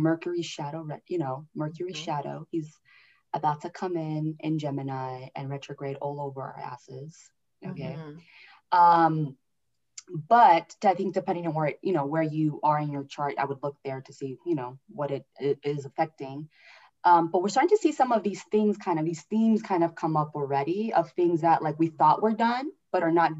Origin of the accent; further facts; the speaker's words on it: California, United States; I'm from California